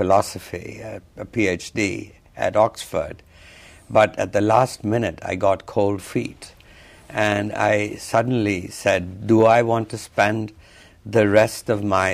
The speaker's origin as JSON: {"language": "English", "region": "Punjab", "country": "India", "tie": "born or raised there", "also_born_or_lived": "Pakistan", "said": "And I grew up in Punjab, which is in the northwest of India"}